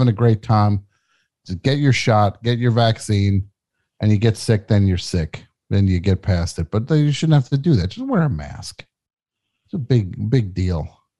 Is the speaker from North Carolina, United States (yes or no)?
no; New Jersey, United States; moved away; I'm from New York, New Jersey, that area. So I have some affinity for the Yankees just from being a little kid